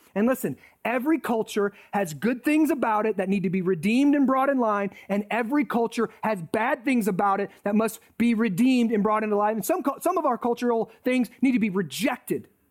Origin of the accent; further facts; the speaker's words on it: United States; I'm thankful for being American.